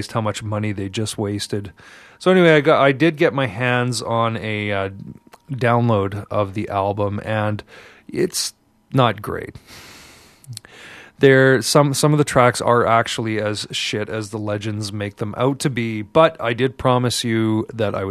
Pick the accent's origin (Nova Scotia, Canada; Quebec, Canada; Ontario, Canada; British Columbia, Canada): Quebec, Canada; Montreal; now in Vancouver, Canada; when I was growing up in Montreal